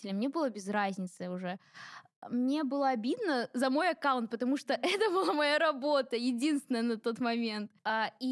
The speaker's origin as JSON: {"language": "Russian", "region": "Ingushetia", "country": "Russia", "said": "Да, я из кавказской семьи, я ингушка, и у нас очень-очень-очень строгие традиции."}